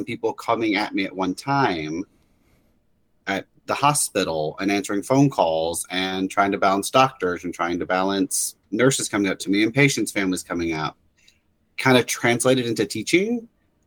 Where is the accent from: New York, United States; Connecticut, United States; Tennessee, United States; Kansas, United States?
Tennessee, United States; Memphis; moved away as an adult; now in Florida, United States; I'm originally from Memphis area.